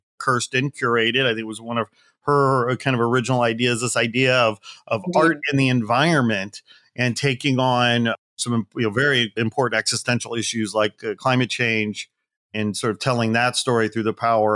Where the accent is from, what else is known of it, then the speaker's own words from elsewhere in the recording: Indiana, United States; moved away as an adult; now in Los Angeles, United States; I'm from Indiana